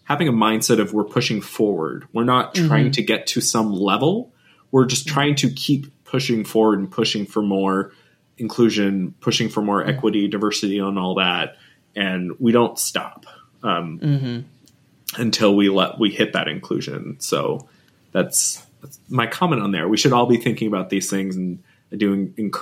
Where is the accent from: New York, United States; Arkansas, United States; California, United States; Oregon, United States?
California, United States; growing up in California, and I still live and work here now too as well